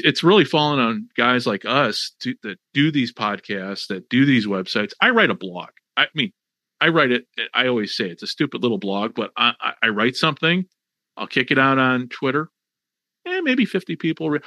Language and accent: English; Chicago, Illinois, United States; I grew up in Chicago. I grew up in the Chicago area